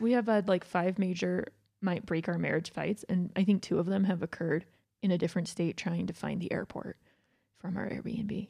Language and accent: English; Georgia, United States; now in Utah, United States; I grew up in Georgia